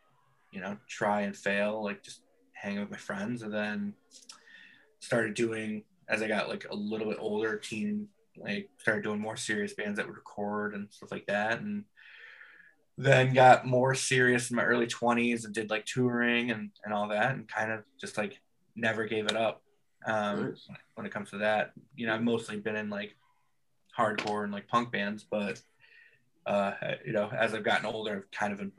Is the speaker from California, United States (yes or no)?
yes; California, United States; I was born in California.